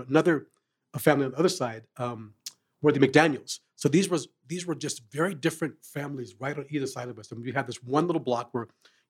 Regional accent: Sacramento, California, United States; born or raised there; also born or lived in Phoenix, Arizona / Oakland, California / Tucson, Arizona / Coolidge, Arizona

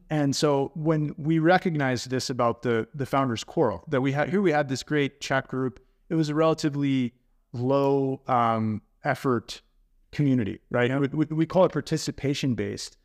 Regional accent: United States; moved away as an adult; also born or lived in Texas; now in Sweden; I am an American living in Sweden now for five years

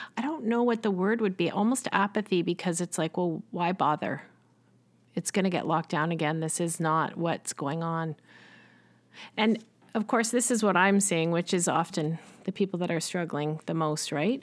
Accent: Richmond Hill, Ontario, Canada; I grew up in Richmond Hill, Ontario, which is just north of Toronto.

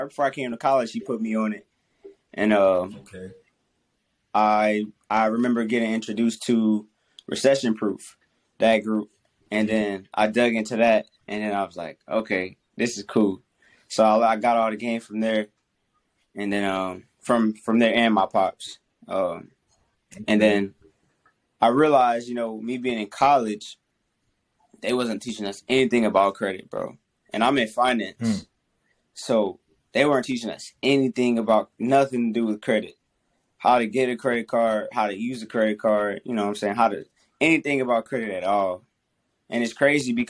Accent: Covington, Louisiana, United States; I'm from Covington, Louisiana

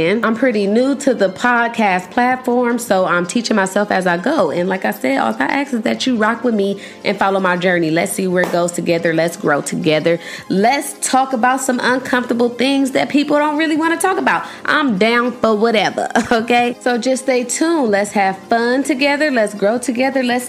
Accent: Los Angeles, California, United States; I'm from Los Angeles

